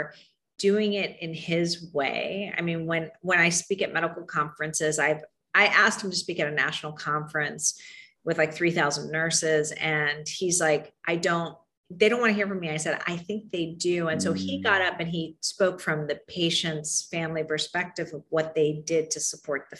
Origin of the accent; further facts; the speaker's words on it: Miami, Florida, United States; now in Chicago, United States; I grew up in Miami